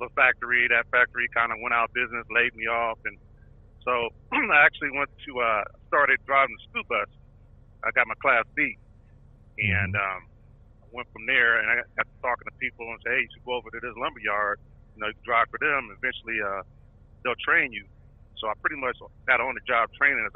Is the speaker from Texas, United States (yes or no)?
no; Columbus, Ohio, United States; also born or lived in Elyria, Ohio / Chillicothe, Ohio; I was born in Elyria, but eventually moved back to Columbus, Ohio. I have a lot of roots in Chillicothe also as well, but yeah, I mostly spent most of my life in Columbus, Ohio